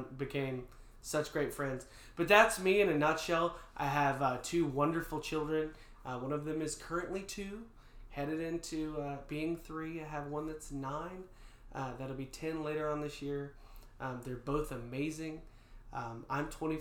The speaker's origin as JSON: {"language": "English", "region": "North Georgia", "country": "United States", "tie": "born or raised there", "said": "I was born and raised in North Georgia"}